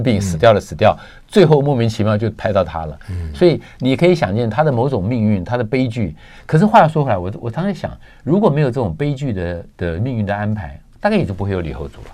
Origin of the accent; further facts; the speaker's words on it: Taiwan; 我们台湾人朋友